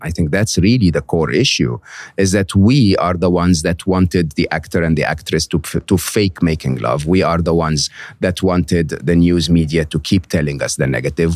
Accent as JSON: {"language": "English", "country": "Egypt", "tie": "born or raised there", "moved": "yes", "said": "growing up in Egypt where we had two T V stations"}